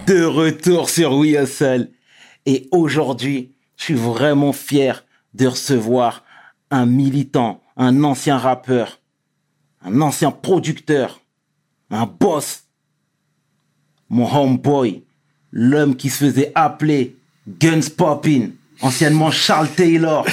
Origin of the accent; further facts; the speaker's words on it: Sarcelles, Île-de-France, France; je viens de Sarcelles